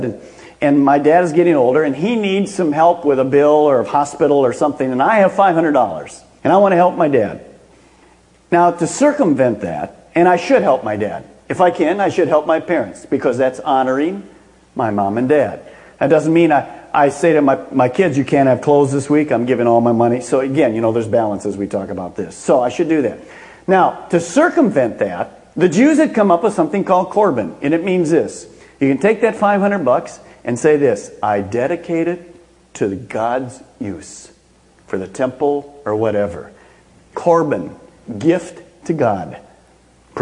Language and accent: English; Michigan, United States; moved away; we'd go back home to Michigan